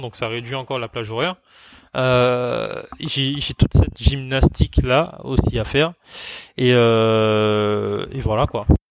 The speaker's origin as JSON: {"language": "French", "country": "Martinique", "moved": "yes", "said": "Alors moi, je suis originaire de Martinique, donc ma famille est là-bas."}